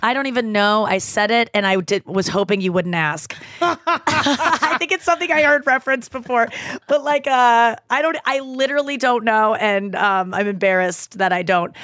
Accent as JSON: {"language": "English", "town": "St. Louis", "region": "Missouri", "country": "United States", "tie": "born or raised there", "moved": "as an adult", "said": "I live in Saint Louis. Like, I moved back to my hometown during the pandemic and I've just stayed here"}